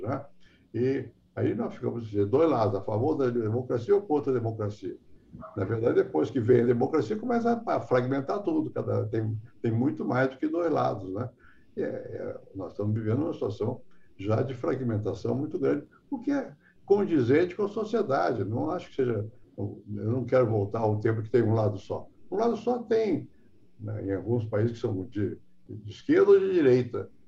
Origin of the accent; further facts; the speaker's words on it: Rio de Janeiro, Brazil; also born or lived in France; Eu nasci no Rio